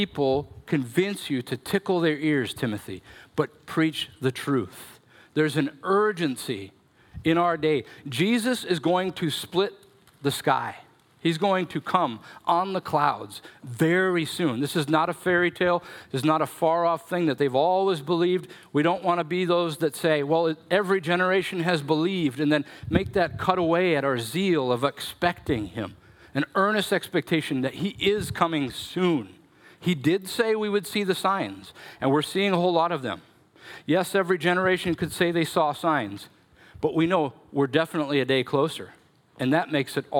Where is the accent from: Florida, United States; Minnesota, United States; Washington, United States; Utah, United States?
Minnesota, United States; I'm such a Minnesotan